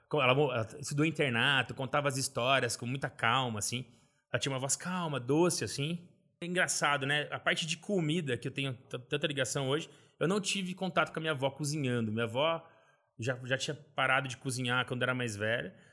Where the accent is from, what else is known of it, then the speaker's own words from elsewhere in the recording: Valinhos, São Paulo, Brazil; also born or lived in Vinhedo; Eu nasci em Vinhedo, interior de São Paulo, mas sempre morei em Valinhas.